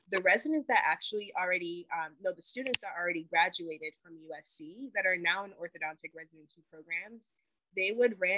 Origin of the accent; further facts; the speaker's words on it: Tema, Greater Accra, Ghana; now in United States; I actually really want to give back to my home country. And so I'm brainstorming um, like a medical dental clinic in Ghana, uh, specifically where I'm from, the city, it's called Tema.